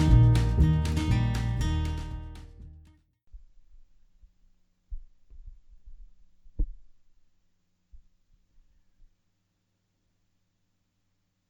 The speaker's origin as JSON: {"language": "English", "region": "Southern Arizona", "country": "United States", "tie": "born or raised there", "said": "I grew up in Southern Arizona"}